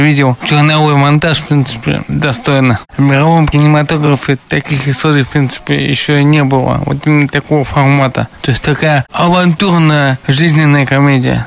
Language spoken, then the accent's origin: Russian; Ufa, Bashkortostan, Russia; Я сам родился и вырос в Уфе